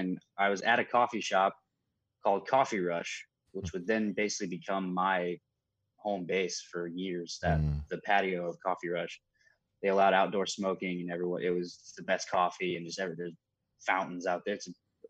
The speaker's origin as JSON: {"language": "English", "town": "Eaton", "region": "Ohio", "country": "United States", "tie": "born or raised there", "also_born_or_lived": "Kettering", "said": "I was born in Kettering. Lived in Eaton."}